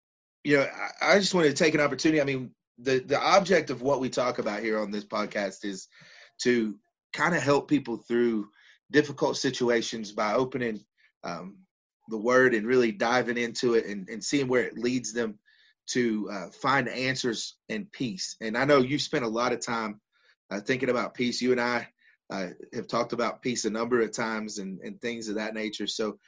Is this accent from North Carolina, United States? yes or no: yes; North Carolina, United States; born or raised there